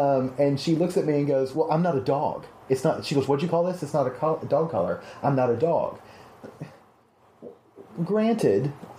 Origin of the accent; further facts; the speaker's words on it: the South, United States; I am from the South, and we don't put collars on many things that aren't dogs.